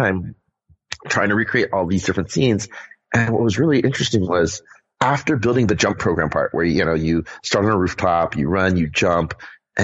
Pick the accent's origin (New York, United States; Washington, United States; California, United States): California, United States; Southern; also born or lived in Bangkok, Thailand / Bay Area, California; I grew up in Southern California.